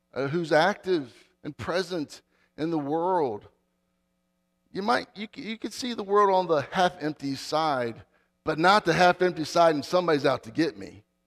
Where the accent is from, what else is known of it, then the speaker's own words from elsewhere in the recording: Dale City, Virginia, United States; I grew up in Northern Virginia. I grew up in Dale City